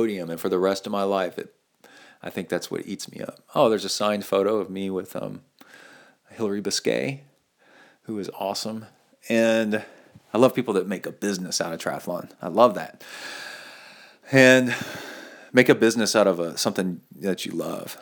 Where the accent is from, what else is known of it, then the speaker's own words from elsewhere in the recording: Texas, United States; growing up in Texas, I mean, as a kid